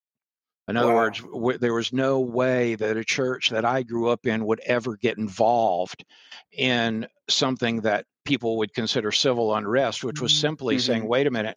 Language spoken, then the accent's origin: English; North Kingstown, Rhode Island, United States; moved away; also born or lived in Daytona Beach, Florida; But as an infant, my parents moved us to Rhode Island.